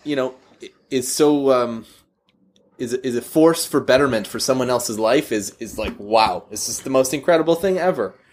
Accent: Canada; we're, uh, we're both Canadian

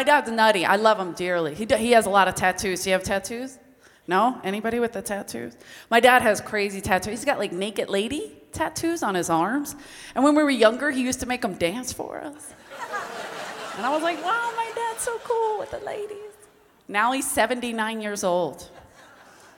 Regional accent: Philadelphia, Pennsylvania, United States; now in Los Angeles, United States; I'm from South Philly.

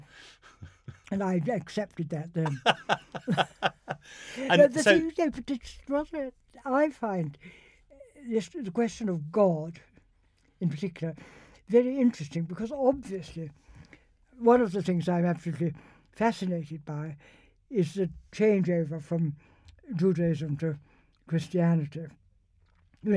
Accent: Winchester, South East England, United Kingdom; I was brought up in Winchester

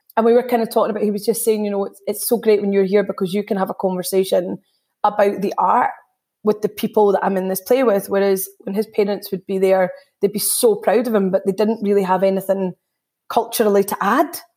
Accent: Scotland, United Kingdom; being third generation Indian in Scotland.

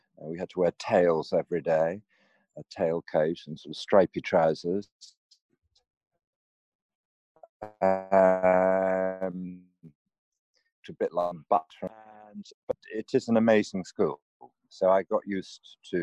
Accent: Oxfordshire, South East England, United Kingdom; also born or lived in Norfolk; I was brought up in an agricultural setting. And it was pretty blissful with a brother and a sister in Oxfordshire

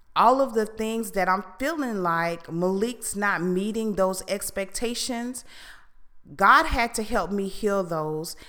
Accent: Fort Lauderdale, Florida, United States; I am from Fort Lauderdale

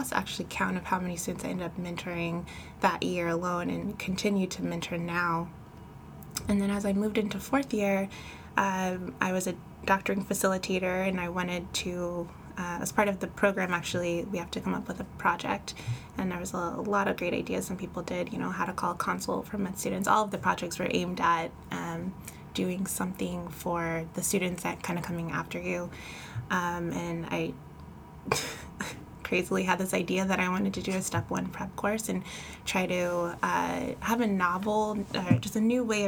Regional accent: Elk Grove, California, United States; also born or lived in Pasadena, California; I'm actually originally from Pasadena, California, but I've been living in Northern California, Elk Grove, Sacramento area since about fifth grade, so consider myself a NorCal gal

